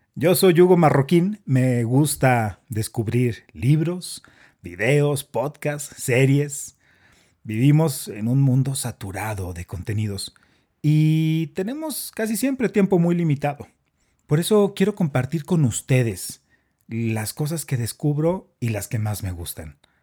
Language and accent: Spanish; Chihuahua, Mexico; now in Bogotá, Colombia; soy mexicano, soy de Chihuahua